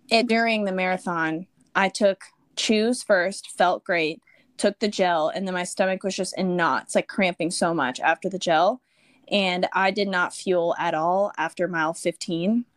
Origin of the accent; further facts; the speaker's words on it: Texas, United States; also born or lived in Austin, Texas; I'm born and raised in Texas. I grew up in a very small town and then moved to Austin after college